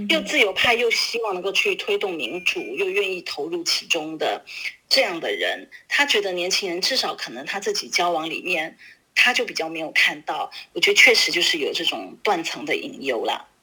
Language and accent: Chinese; Taiwan; now in Beijing, China; 我自己作为一个台湾人